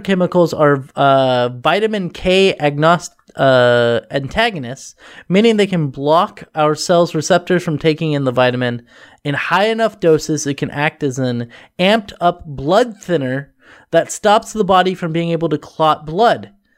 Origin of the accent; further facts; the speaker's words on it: Oregon, United States; I'm from Oregon